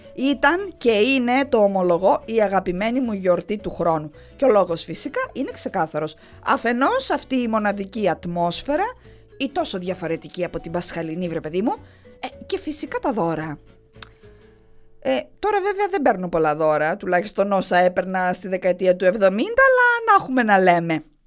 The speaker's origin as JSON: {"language": "Greek", "town": "Heraklion", "region": "Crete", "country": "Greece", "tie": "born or raised there", "said": "γεννήθηκα και μεγάλωσα στο Ηράκλειο"}